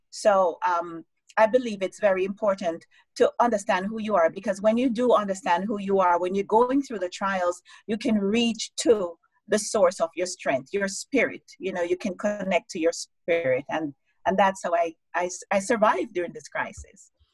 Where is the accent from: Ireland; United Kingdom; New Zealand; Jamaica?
Jamaica; moved away as an adult; also born or lived in United States; now in Canada; growing up in Jamaica to going to the US, studying, moving to Canada, and, you know, um, living in Canada for the last what, 15, almost 16 years